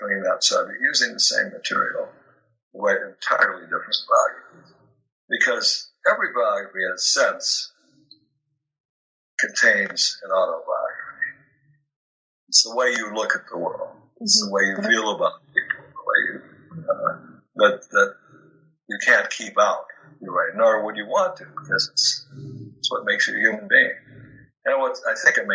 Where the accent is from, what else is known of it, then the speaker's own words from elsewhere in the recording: Minneapolis, Minnesota, United States; growing up in Minneapolis